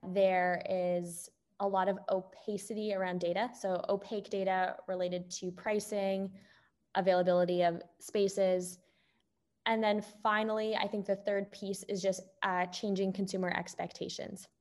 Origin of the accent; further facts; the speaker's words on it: Canada; moved away as an adult; also born or lived in Toronto; now in Bay Area, United States; I'm Canadian